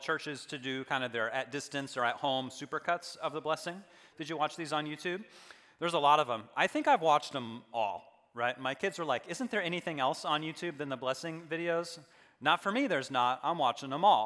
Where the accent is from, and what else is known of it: United States